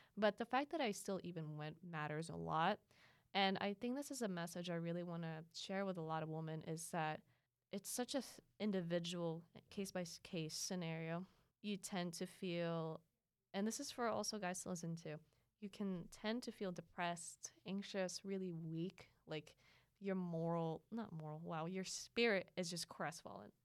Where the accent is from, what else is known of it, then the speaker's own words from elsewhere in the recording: Philippines; now in United States; growing up in the Philippines